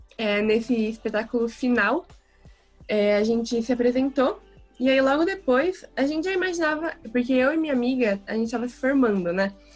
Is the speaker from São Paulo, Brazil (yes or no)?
yes; Bertioga, São Paulo, Brazil; also born or lived in Santos, Brazil; eu moro em Bertioga. Eu nasci em Santos, na verdade. Mas aí, quando eu era novinha, ainda tinha uns oito anos, eu vim para Bertioga para morar aqui